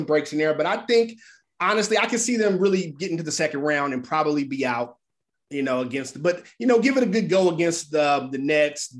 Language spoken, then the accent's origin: English; Bay Area, California, United States; moved away; I grew up in the Bay Area